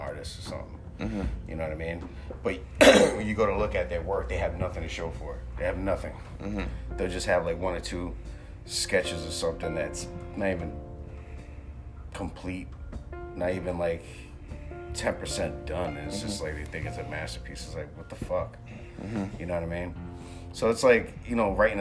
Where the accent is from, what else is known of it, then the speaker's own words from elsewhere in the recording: Philadelphia, Pennsylvania, United States; now in Worcester, United States; I'm from Philly